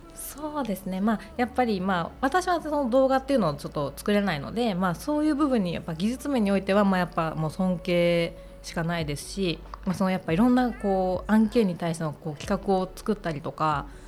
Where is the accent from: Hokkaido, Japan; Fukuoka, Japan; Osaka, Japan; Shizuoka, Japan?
Hokkaido, Japan; moved away as an adult; also born or lived in Saitama / Sapporo; now in Tokyo, Japan; 私は北海道出身で、えー、専門学校を機に上京